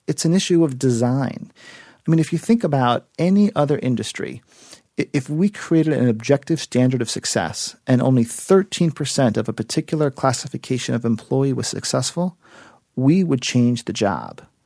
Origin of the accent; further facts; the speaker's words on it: South Florida, United States; moved away; also born or lived in New York City; I am originally from South Florida, and I was uh, visiting my family in Miami